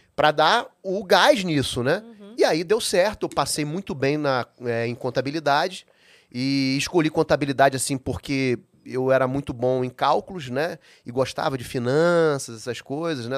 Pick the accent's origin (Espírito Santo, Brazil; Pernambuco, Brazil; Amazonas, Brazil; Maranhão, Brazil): Amazonas, Brazil; Manaus; moved away as an adult; also born or lived in Viçosa, Minas Gerais / São Paulo; eu nasci em Manaus